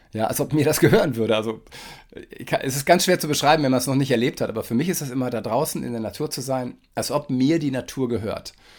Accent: Germany; für mich als Westdeutscher

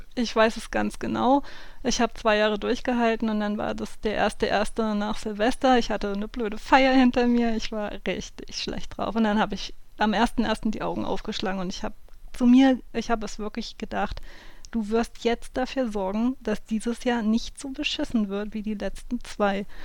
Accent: southern Hesse, Germany; wo ich aufgewachsen bin, in Südhessen

